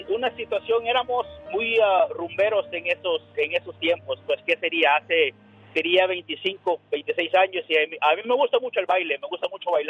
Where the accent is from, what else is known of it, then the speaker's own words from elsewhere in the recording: El Salvador; also born or lived in Las Vegas, Nevada; now in Monte, California, United States; un día salí del Salvador, pero El Salvador nunca salió de mí.